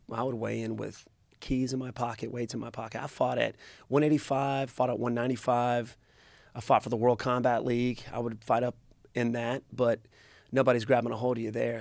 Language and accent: English; Greenville, South Carolina, United States; in my hometown